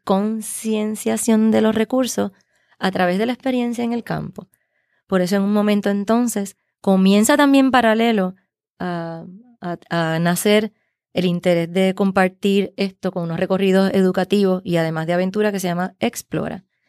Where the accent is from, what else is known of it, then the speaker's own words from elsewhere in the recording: Puerto Rico; como puertorriqueños